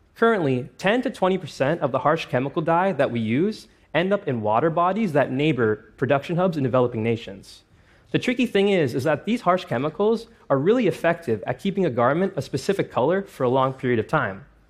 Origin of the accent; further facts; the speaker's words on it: Toronto, Ontario, Canada; my hometown of Toronto